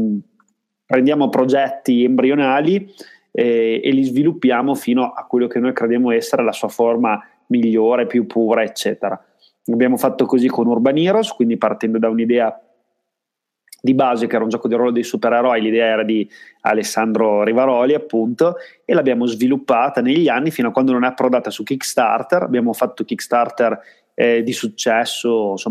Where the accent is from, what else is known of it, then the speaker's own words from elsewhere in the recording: Parma, Emilia-Romagna, Italy; Io vengo da Parma